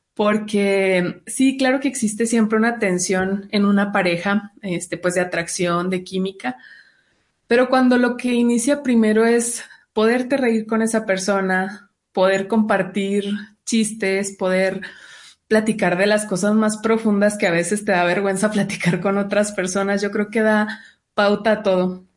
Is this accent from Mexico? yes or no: yes; Chihuahua, Mexico; yo soy del norte, de un estado llamado Chihuahua, que está con la frontera en Estados Unidos.